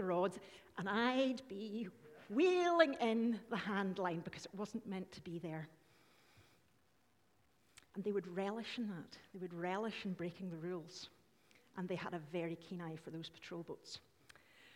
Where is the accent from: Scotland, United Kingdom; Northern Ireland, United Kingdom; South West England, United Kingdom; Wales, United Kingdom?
Northern Ireland, United Kingdom; we're Irish